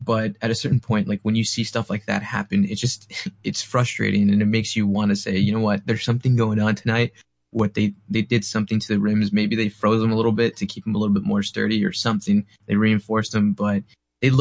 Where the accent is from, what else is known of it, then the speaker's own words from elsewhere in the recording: San Antonio, Texas, United States; I'm from Central Texas, San Antonio